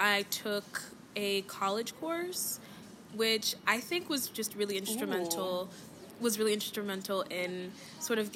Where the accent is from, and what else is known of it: Philadelphia, Pennsylvania, United States; born or raised there; moved away